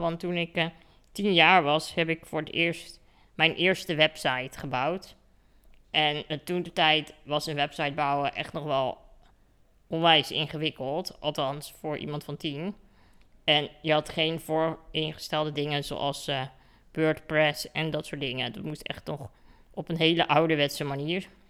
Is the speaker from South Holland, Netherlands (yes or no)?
yes; Katwijk, South Holland, Netherlands; Ik kom dus uit Katwijk, aan de kust. En daar woon ik eh, in een heel erg mooi huis